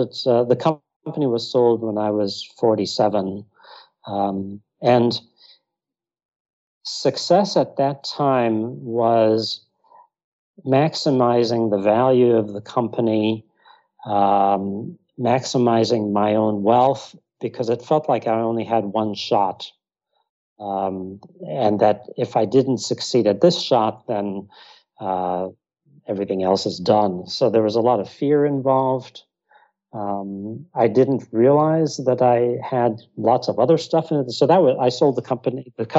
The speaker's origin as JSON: {"language": "English", "region": "Texas", "country": "United States", "tie": "born there", "also_born_or_lived": "Iraq / North Africa", "said": "I was born in Texas. My mother and her family are from Texas. My father's from Iraq."}